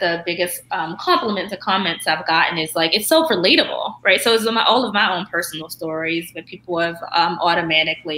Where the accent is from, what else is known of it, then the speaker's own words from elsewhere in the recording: Baltimore, Maryland, United States; moved away as an adult; also born or lived in Stanford; I come from Baltimore beginnings, like the, you know, blue light neighborhoods